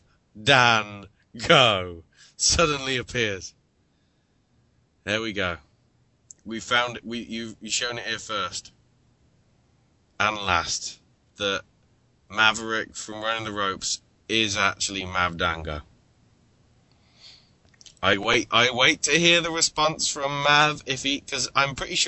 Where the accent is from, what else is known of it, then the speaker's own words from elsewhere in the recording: England, United Kingdom; I'm English